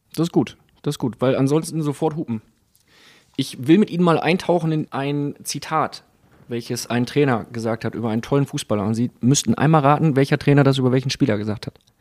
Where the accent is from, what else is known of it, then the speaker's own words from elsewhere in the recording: Bremen, Germany; für mich als Bremer